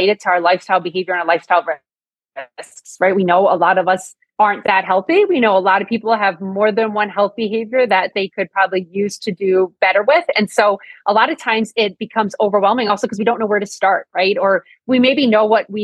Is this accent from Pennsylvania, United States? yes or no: yes; near Scranton, northeastern Pennsylvania, United States; I grew up in northeastern Pennsylvania